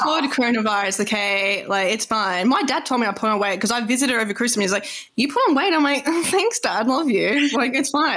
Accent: Australia; I'm Australian

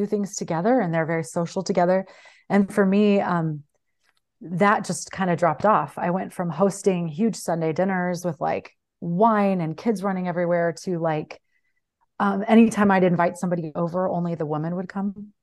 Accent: Midwest, United States; moved away as an adult; also born or lived in Mexico; I grew up in the Midwest, spent my twenties in Mexico

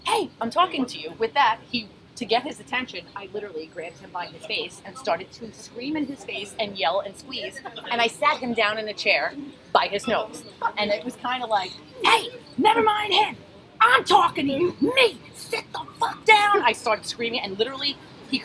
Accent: New York City, New York, United States; from growing up in Astoria

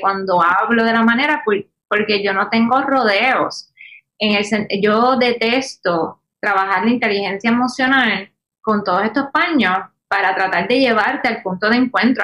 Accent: Puerto Rico; como buena puertorriqueña

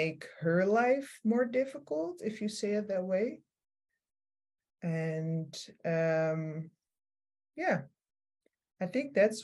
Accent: Amsterdam, North Holland, Netherlands; now in Rotterdam, Netherlands; I grew up in Amsterdam

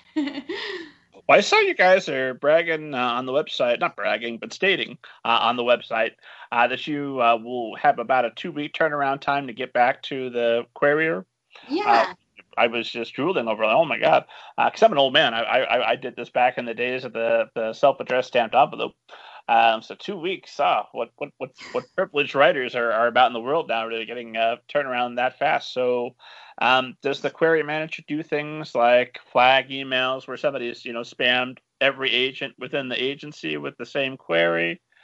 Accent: Lebanon, Indiana, United States; moved away; my hometown of Lebanon, Indiana?

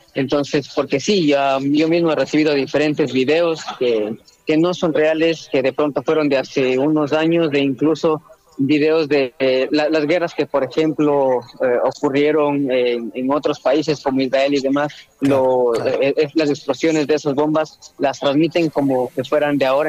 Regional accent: Ecuador; moved away as an adult; also born or lived in Russia; now in Kyiv, Ukraine; Salí de Ecuador hacia, primero hacia Rusia por temas de universidad, posteriormente me cambié acá a Ucrania, tengo dos años acá

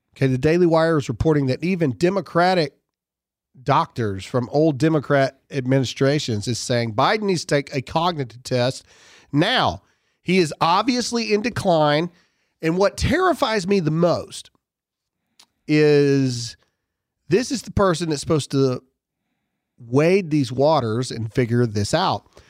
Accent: United States; We're Americans

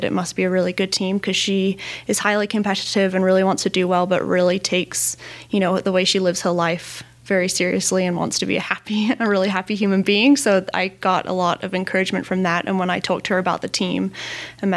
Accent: Northern California, United States; Growing up in San Jose, well, I grew up in Northern California

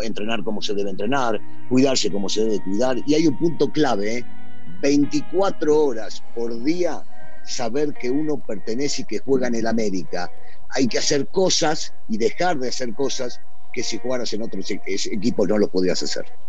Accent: Argentina; moved away as an adult; also born or lived in Mexico; somos los argentinos

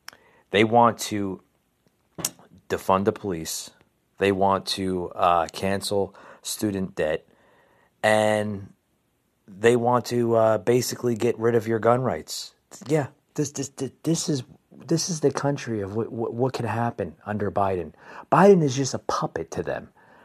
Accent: New Jersey, United States; I'm born and raised in New Jersey. Okay, I'm a New Jersey native.

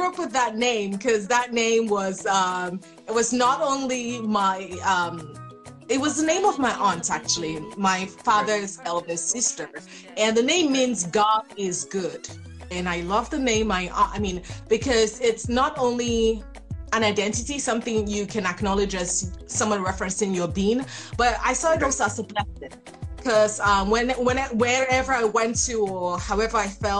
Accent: Nigeria; moved away; also born or lived in New York, United States; Nigerian, half Liberian. Okay. Obviously, Africa. Okay. And so although I was born in New York, as a baby, I was sent to Nigeria.

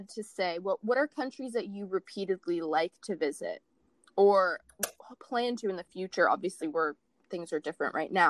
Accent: Australia; accent: Australian; So my accent isn't 100% Australian. So, if, so yeah, if anyone from Australia listens, they'll be like, this isn't a real Australian accent.

